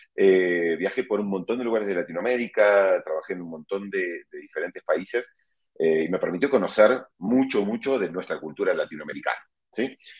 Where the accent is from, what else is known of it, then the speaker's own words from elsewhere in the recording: Argentina; moved away as an adult; now in Mexico; soy argentino de nacimiento, vivo en México hace más de 12 años